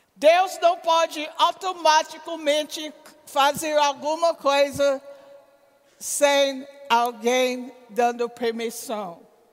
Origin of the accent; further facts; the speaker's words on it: United States; Portuguese is a second language; moved away as an adult; now in Campina Grande, Brazil; sendo americano